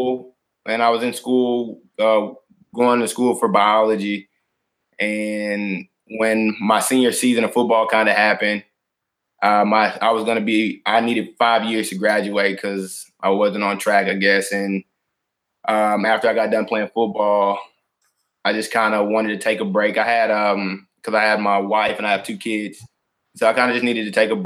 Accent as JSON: {"language": "English", "town": "Houston", "region": "Texas", "country": "United States", "tie": "born or raised there", "moved": "yes", "said": "born and raised in Houston. Spent all my life in Houston"}